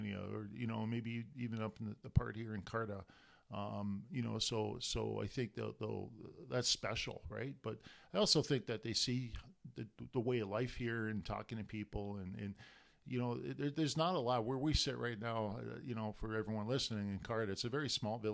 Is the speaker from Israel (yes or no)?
no; Canada; now in United States; I'm Canadian, you know, and permanent resident of the United States